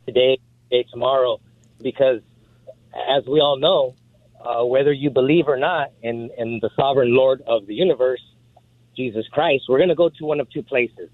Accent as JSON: {"language": "English", "country": "United States", "said": "I'm an American"}